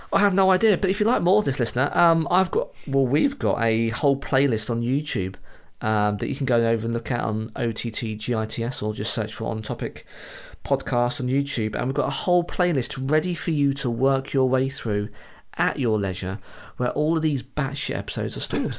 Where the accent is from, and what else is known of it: United Kingdom